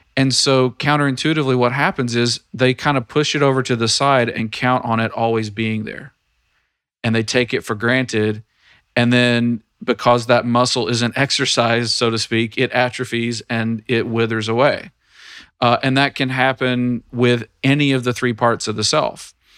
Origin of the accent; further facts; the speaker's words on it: Tennessee, United States; I am in the state of Tennessee now. This is my home state